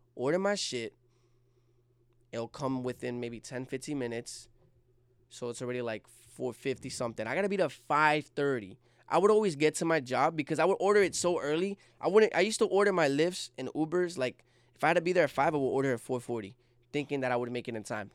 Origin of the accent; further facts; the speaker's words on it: Jersey City, New Jersey, United States; I was born and raised in Jersey City